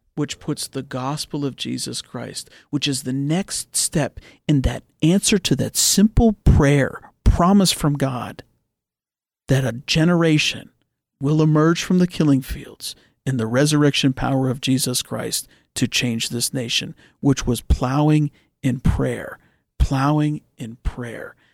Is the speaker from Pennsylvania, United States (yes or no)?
yes; Oakmont, Pennsylvania, United States; I grew up in Oakmont. My parents are from Oakmont.